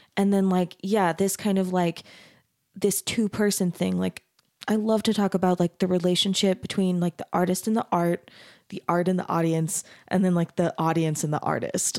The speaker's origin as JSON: {"language": "English", "town": "Mesa", "region": "Arizona", "country": "United States", "tie": "born or raised there", "moved": "yes", "said": "I grew up in Mesa, Arizona, which is also super Mormon"}